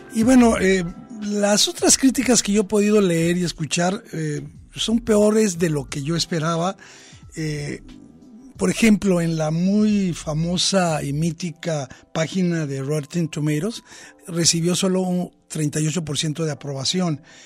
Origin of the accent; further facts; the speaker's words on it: Mexico; nuestra sensibilidad como mexicanos